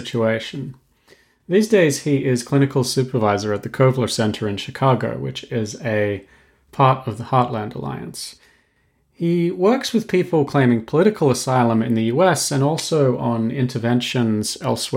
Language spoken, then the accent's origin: English; Australia; I'm actually Australian